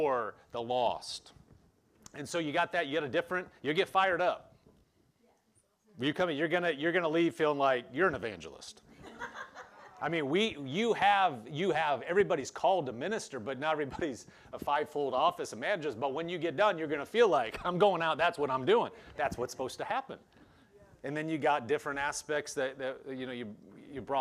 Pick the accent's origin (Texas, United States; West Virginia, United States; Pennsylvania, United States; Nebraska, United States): Nebraska, United States; Omaha; also born or lived in Lincoln, Nebraska; I grew up in Omaha